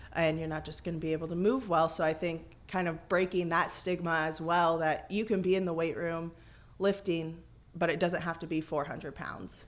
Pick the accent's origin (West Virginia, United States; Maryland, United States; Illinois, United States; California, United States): Illinois, United States; Galva; I'm local. I'm from Galva, so grew up there